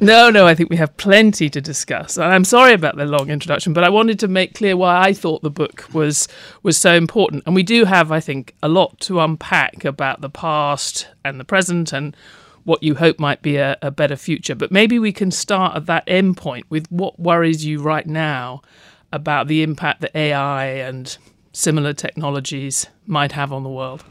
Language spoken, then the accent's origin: English; United Kingdom; growing up in Britain